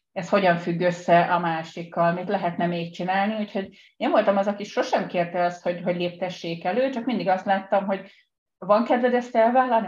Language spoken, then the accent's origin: Hungarian; Budapest, Hungary; also born or lived in Pest; Én Budán születtem, de most az elmúlt 20 évben Pesti vagyok